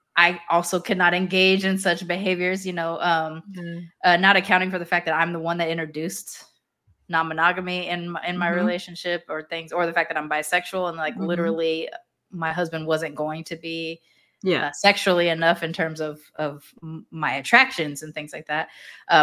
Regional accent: United States; as an American

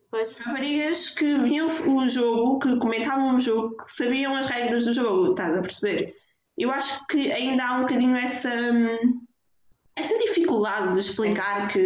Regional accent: Porto, Norte, Portugal; E eu, ah, ok, eu sou, sou do Porto, gosto muito de futebol

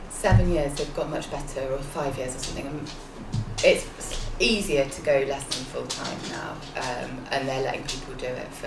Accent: near the North York Moors, Yorkshire and the Humber, United Kingdom; moved away as an adult; also born or lived in Cardiff; now in Swansea, United Kingdom; I'm from Yorkshire, Yorkshire. originally, uh, like from near the North York Moors, so plenty of hills to sample.

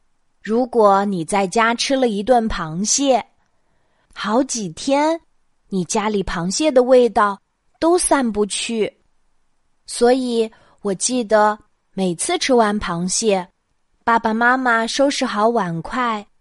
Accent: Jiangsu, China; moved away; 今晚我又要给大家讲我小时候的故事啦。 … 的家在江苏，在我小时候住的小镇上，

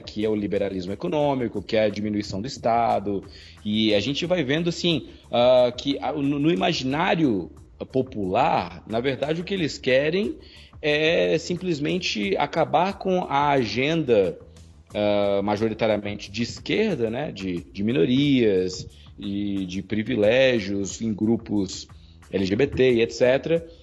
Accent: Brazil; Nós, brasileiros

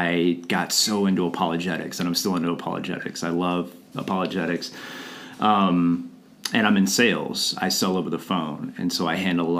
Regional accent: Atlanta, Georgia, United States; I grew up in Atlanta.

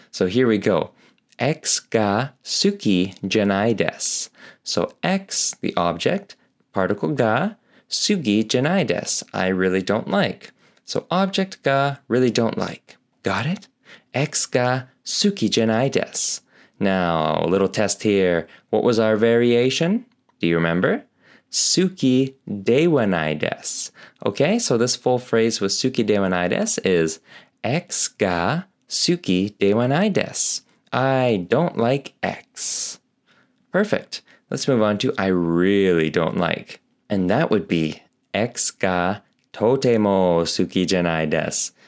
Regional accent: Canada; as I'm Canadian, totem poles are a thing here

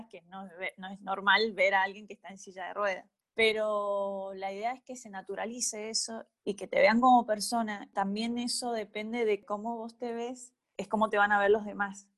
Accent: Malargüe, Mendoza, Argentina; moved away as an adult; now in Mendoza, Argentina; yo soy de Malargüe y me vine a estudiar a la universidad

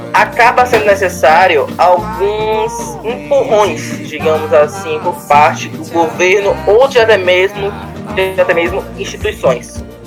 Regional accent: Brazil; Falando como brasileiro

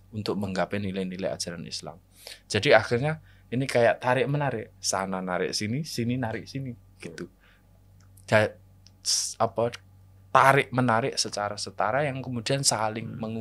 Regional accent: Java, Indonesia; Yang sedangkan saya sebagai orang Jawa hmm. juga ditakdirkan untuk lahir di sini.

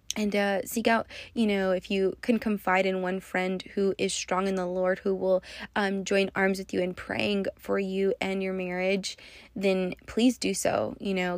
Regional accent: West Texas, United States; moved away as an adult; now in Las Vegas, United States; I'm also from West Texas

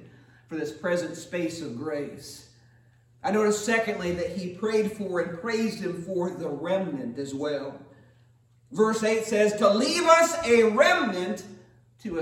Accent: United States; for almost 40 years as an American citizen.

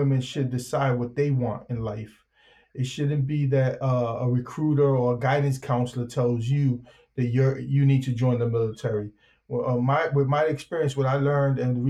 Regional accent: New York City, New York, United States; I grew up in the Soundview section of the Bronx on Elder and Watson.

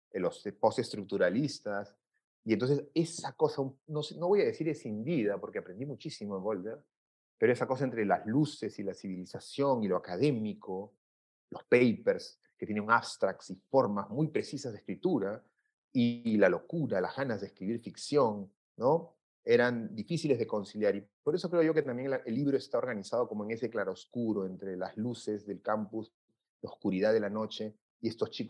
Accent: Peru; yo iba muy descontento de, mis circunstancias, mi, de, mi, de, mi, de mi país. Descubro allá que soy latinoamericano, ¿no? apenas llegué, yo recuerdo muy bien, cuando a los formularios en entrada de Estados Unidos, con todos los temas raciales que hay en el Perú

